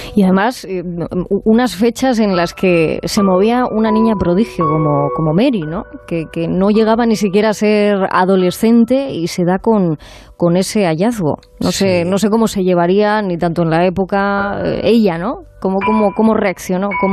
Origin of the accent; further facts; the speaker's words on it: Asturias, Spain; moved away; volver a respirar aires de mi tierra